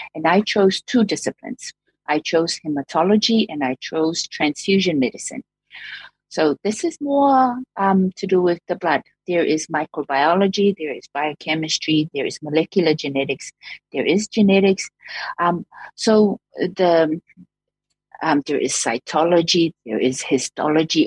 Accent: Samoa; moved away as an adult; also born or lived in Dunedin, New Zealand; now in New Zealand; I came through from Samoa.

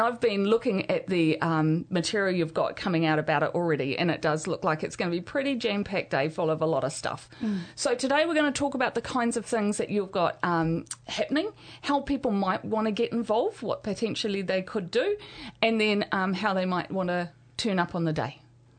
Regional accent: Hamilton, Waikato, New Zealand; as a Hamilton South community girl myself

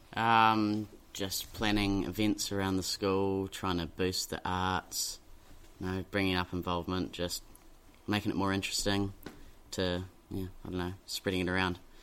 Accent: Dunedin, Otago, New Zealand; I grew up in Dunedin. I've been here my whole life.

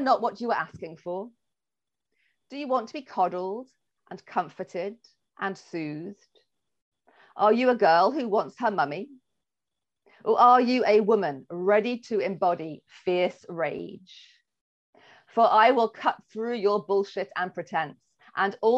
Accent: England, United Kingdom; I'm English

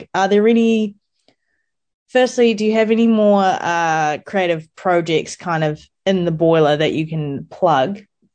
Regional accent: New Zealand; I grew up in New Zealand

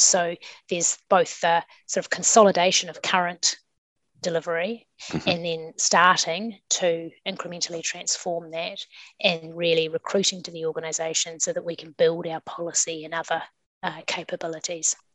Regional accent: Kapiti Coast, Wellington, New Zealand; now in Wellington, New Zealand; I grew up on the Kapiti Coast and studied uh, here in Wellington

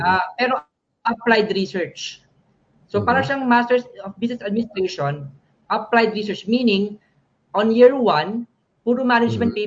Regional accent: Manila, Metro Manila, Philippines; moved away as an adult; also born or lived in San Fernando, Pampanga; now in Palmerston North, New Zealand; pinanganak ko San Fernando. But uh, I grew up uh, in Manila na, sa Manila

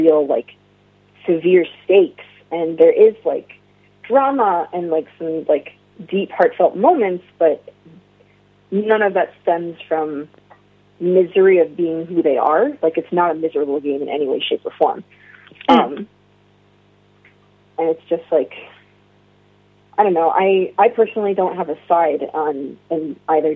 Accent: United States; as a queer person, as an Arab American

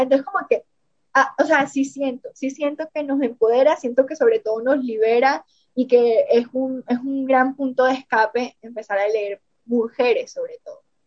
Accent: Montelíbano, Córdoba, Colombia; accent: costeño; moved away as an adult; also born or lived in Barranquilla / Medellín; now in Mexico; nací en Montería, Córdoba, crecí en Montelíbano, Córdoba

